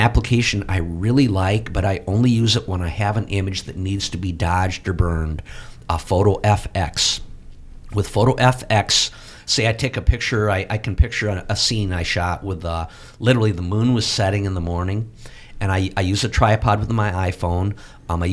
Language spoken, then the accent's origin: English; Platteville, Wisconsin, United States; my hometown paper, the Platteville Journal